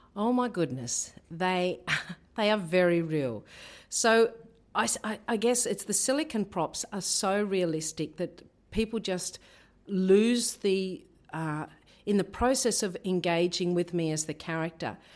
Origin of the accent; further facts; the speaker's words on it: Tasmania, Australia; moved away as an adult; also born or lived in Torres Strait; now in Rockhampton, Australia; I grew up in Tasmania